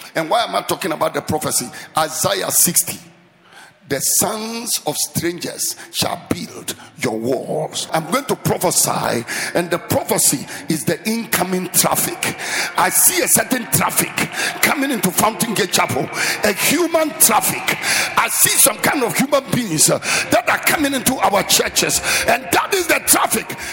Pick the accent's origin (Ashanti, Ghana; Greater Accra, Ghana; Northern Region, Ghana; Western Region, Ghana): Greater Accra, Ghana; Accra; I grew up in the Sabo Zongo, just behind here. That is where I grew up.